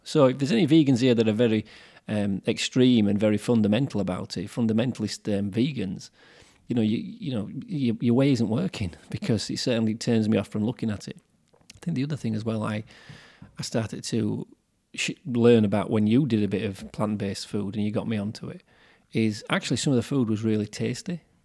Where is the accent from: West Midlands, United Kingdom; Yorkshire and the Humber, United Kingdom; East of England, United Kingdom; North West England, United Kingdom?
Yorkshire and the Humber, United Kingdom; we're from Yorkshire, that's why we have a slightly different way of talking to some of the people from London.